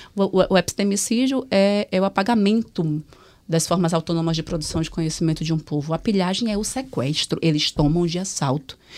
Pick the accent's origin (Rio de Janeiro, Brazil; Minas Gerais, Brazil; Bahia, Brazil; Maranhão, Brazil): Bahia, Brazil; Salvador; eu venho de Salvador